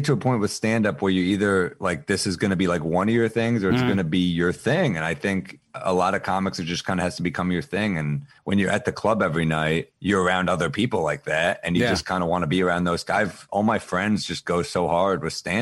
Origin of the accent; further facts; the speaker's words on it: New York City, New York, United States; I'm a New Yorker